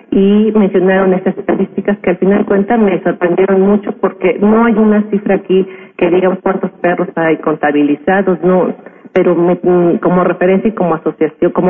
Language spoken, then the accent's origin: Spanish; San Martín Texmelucan, Puebla, Mexico; Yo soy originario de San Martín, Texmeluca.